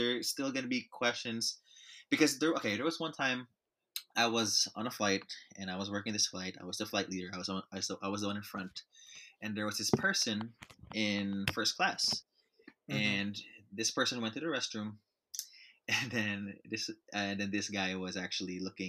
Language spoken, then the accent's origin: English; Philippines; now in United States; I'm from the Philippines.